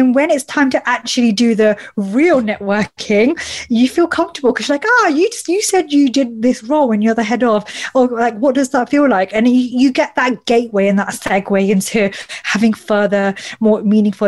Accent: United Kingdom; I'm a British Asian woman

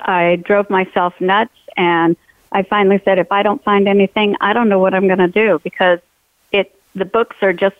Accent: California, United States; now in Idaho, United States; I'm originally from California, so I'm a transplant

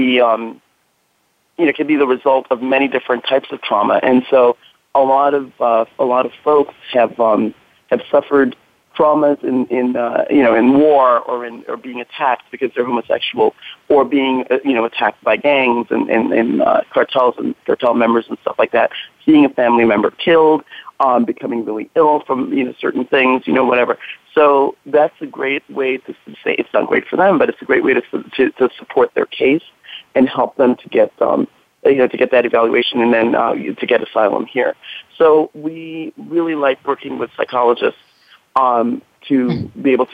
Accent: New York City, New York, United States; moved away as an adult; also born or lived in Belize; now in Northern California, United States; I grew up in New York City, and in New York we have tons of mobile services

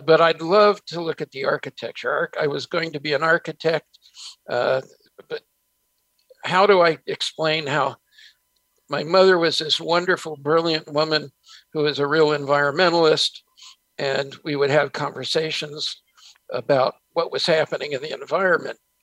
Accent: San Francisco, California, United States; also born or lived in New Jersey; we moved from New Jersey to San Francisco, and I was a street kid in San Francisco till I hit high school.

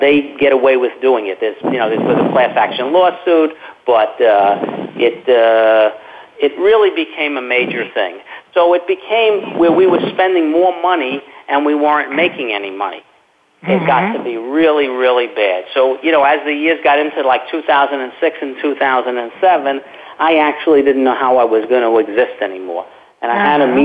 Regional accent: New York City, New York, United States; moved away as an adult; now in Florida, United States; I'm originally from Brooklyn, New York.

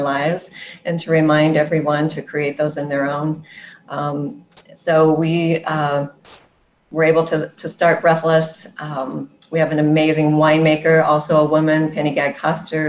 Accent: Sonoma County, California, United States; I grew up in Sonoma County

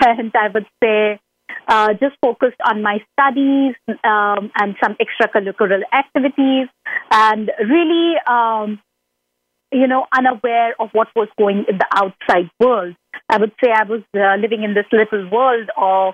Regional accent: India; now in United States; growing up in India as a teen

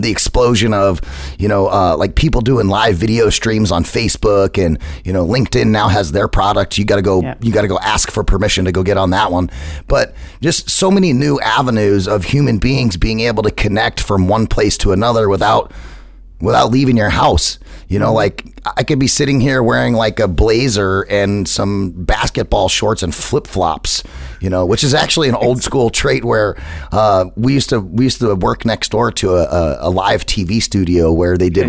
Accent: United States; So I'm American

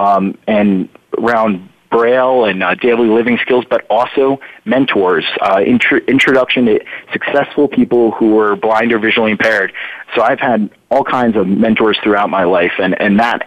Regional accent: New Jersey, United States; also born or lived in Florida; now in Harrisburg, United States; I grew up in New Jersey, but both my parents grew up in Pennsylvania, and I spent a lot of time in the summers out in PA

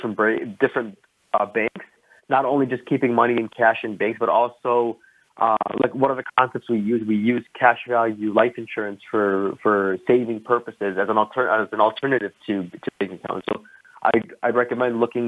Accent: Chicago, Illinois, United States; I'm from Chicago, Illinois, born and raised here.

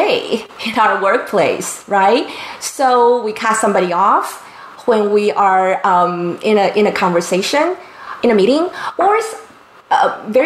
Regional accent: Taiwan; now in San Diego, United States; since I was a child growing up in Taiwan

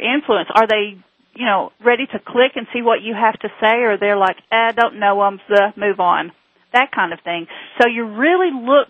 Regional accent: just north of Knoxville, Tennessee, United States; accent: southern; I am from just north of Knoxville, Tennessee, home of the Volunteers

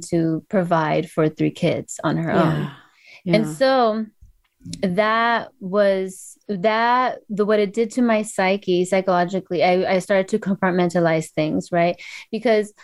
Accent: Los Angeles, California, United States; I grew up in San Fernando Valley of LA County

